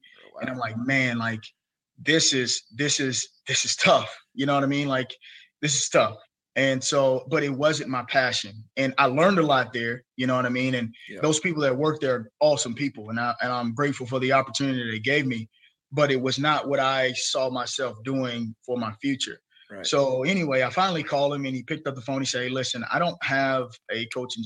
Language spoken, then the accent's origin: English; near Troy, Alabama, United States; near my hometown